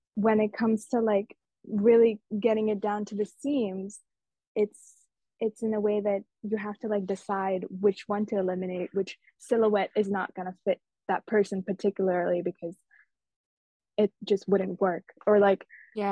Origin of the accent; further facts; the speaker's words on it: Mumbai, Maharashtra, India; moved away; these festivals and cultures I grew up around in Mumbai